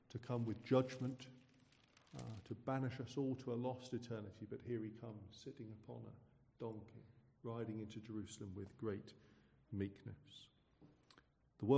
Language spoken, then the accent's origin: English; Suffolk, East of England, United Kingdom; growing up in Suffolk, where I'm from.